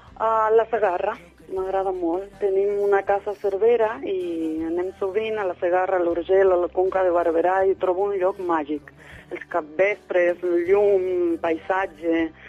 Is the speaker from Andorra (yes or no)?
no; Morteros, Córdoba, Argentina; Catalan is a second language; moved away as an adult; also born or lived in Barcelona; now in Sant Just Desvern, Spain; vaig néixer a Morteros, un petit poble de, de l'Argentina